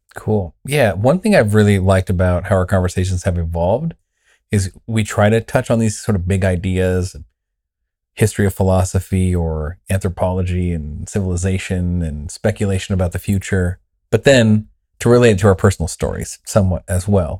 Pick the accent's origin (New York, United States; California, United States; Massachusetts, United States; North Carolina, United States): California, United States; Southern; I was raised in Southern California in a Pentecostal church